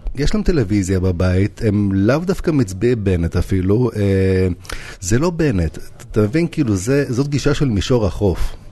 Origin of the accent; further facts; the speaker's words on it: Jerusalem, Jerusalem District, Israel; also born or lived in Novosibirsk, Russia; אני גדלתי בגילו ועשיתי כמה סיבובים, אבל אפשר להגיד שכל החיים אני בדרום ירושלים